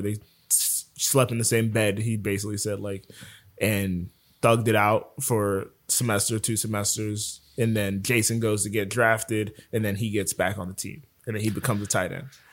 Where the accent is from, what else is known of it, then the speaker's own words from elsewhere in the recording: Broward County, Florida, United States; moved away; I'm from Broward